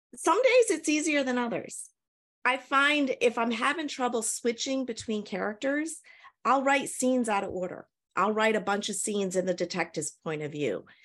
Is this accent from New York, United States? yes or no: no; New Hampshire, United States; moved away as an adult; now in Tennessee, United States; I'm originally from New Hampshire in the United States, um, moved to Tennessee probably about seven years ago